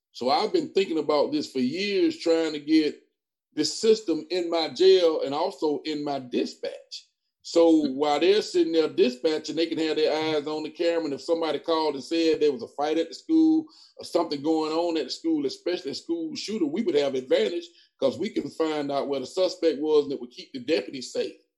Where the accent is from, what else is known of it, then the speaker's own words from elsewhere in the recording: Lake Wales, Florida, United States; also born or lived in Tuskegee, Alabama; now in Macon County, Alabama, United States; I'm from Lake Wales, Florida. I came here.